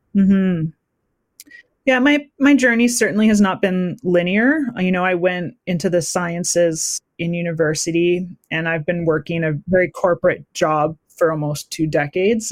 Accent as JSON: {"language": "English", "town": "Surrey", "region": "British Columbia", "country": "Canada", "also_born_or_lived": "Saskatoon, Saskatchewan", "moved": "as an adult", "lives_now": "Kamloops, Canada", "said": "I'm originally from Surrey, BC, but uh, my Metis family uh, comes from Saskatchewan, and that's where I spent a good portion of my adult life"}